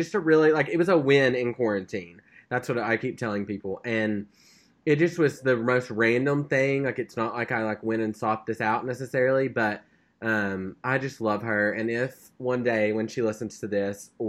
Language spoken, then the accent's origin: English; Arkansas, United States; I said, I was from Arkansas